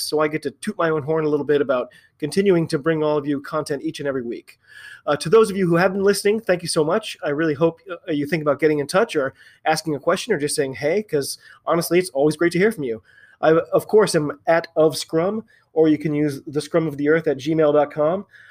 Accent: United States; I'm an American

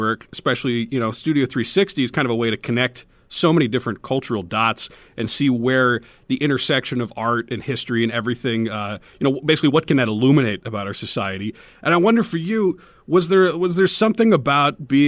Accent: Omaha, Nebraska, United States; I'm from Omaha originally, and I've grown up here.

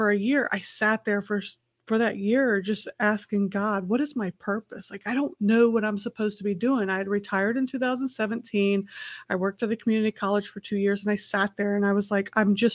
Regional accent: Festus, Missouri, United States; also born or lived in Indianapolis, Indiana; I grew up half in Festus, Missouri on a dirt gravel road and half in Indianapolis, Indiana in a concrete city

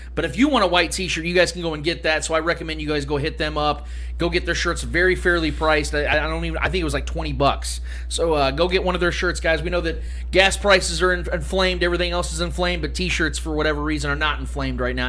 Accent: Kansas City, Missouri, United States; Trevor and I were born and raised in Kansas City

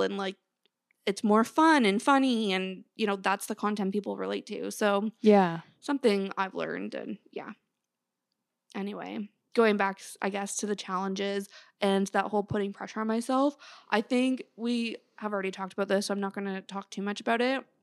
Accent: Canada; I grew up in Canada

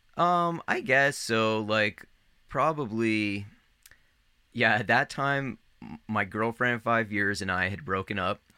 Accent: Northern Virginia, United States; I grew up in Northern Virginia, like right outside of Washington D.C.

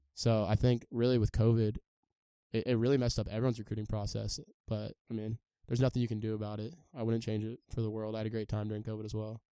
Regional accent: San Diego, California, United States; I'm from San Diego, California

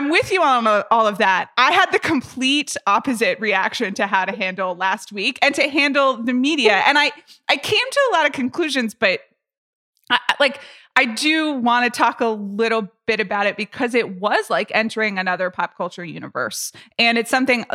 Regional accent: Atlanta, Georgia, United States; I grew up in Atlanta, Georgia

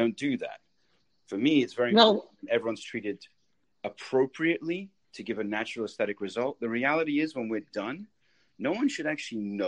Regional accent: England, United Kingdom; moved away as an adult; also born or lived in New York; now in Tampa Bay, United States; I grew up in England.

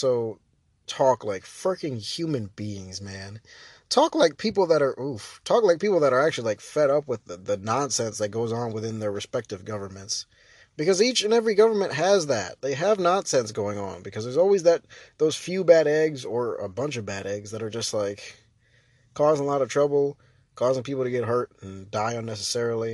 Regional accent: United States; we have the ability as the American people to check our politicians

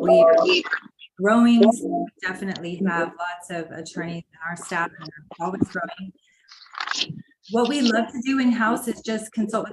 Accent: Los Angeles, California, United States; I am originally from Los Angeles, so grew up in Los Angeles

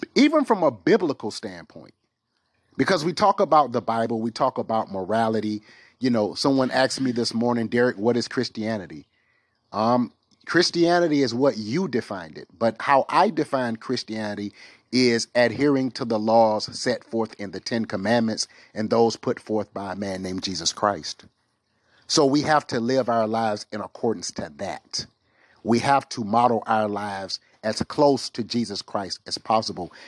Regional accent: the South, United States; I'm a Southern guy

